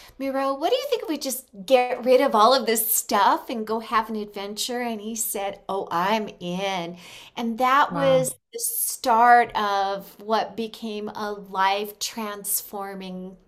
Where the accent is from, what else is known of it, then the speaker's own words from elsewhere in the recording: Los Angeles, California, United States; moved away as an adult; now in Mexico; we are from California